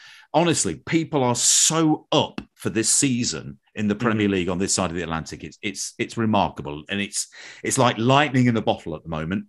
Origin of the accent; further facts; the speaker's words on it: Midlands, United Kingdom; I'm from the Midlands, so they were the big Midlands team.